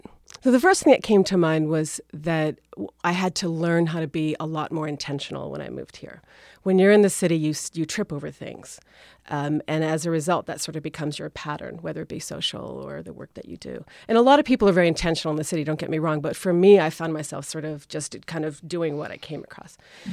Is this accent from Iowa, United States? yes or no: no; Rhode Island, United States; moved away as an adult; also born or lived in Syracuse / Philadelphia / Boston; now in Cape Cod, United States; I grew up in Rhode Island, and the funny thing is that I now teach at Rhode Island School of Design. Everyone assumes that I went there, but I come from a very large Portuguese-Italian family